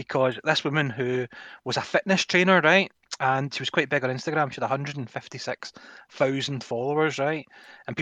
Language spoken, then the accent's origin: English; Scotland, United Kingdom; I'm a Scottish person